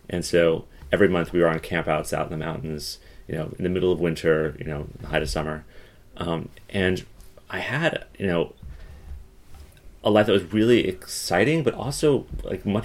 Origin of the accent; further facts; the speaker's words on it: Colorado, United States; so I grew up in Colorado. So I grew up um, at the edge of the mountains. So not deep in the mountains, but at the very edge of the mountains